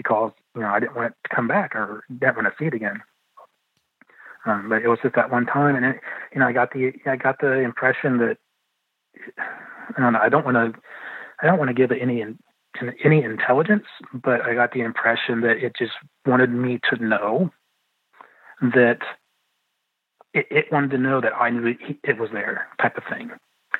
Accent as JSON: {"language": "English", "town": "London", "region": "Ohio", "country": "United States", "tie": "born or raised there", "said": "I was born in London, Ohio"}